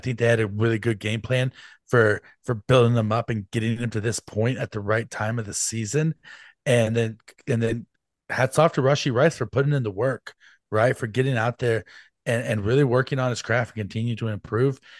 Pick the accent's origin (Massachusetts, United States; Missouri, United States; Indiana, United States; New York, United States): Missouri, United States; Kansas City; I was born in Kansas City